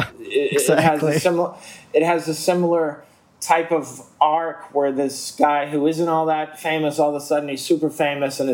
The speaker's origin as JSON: {"language": "English", "town": "Boston", "region": "Massachusetts", "country": "United States", "tie": "born or raised there", "said": "growing up in Boston"}